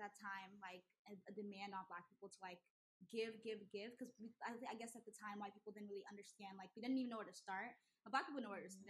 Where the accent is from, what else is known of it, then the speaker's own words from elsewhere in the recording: Nigeria; because I'm Nigerian, so I think people lump us all into one